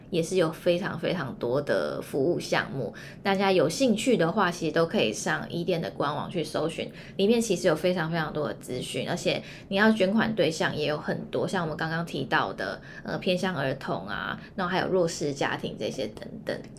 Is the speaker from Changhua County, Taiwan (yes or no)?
no; Hualien, Hualien County, Taiwan; 因为我是花莲人嘛